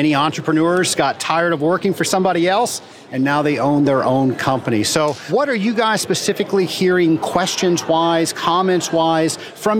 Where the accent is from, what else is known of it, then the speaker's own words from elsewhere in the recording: Georgia, United States; I'm from Georgia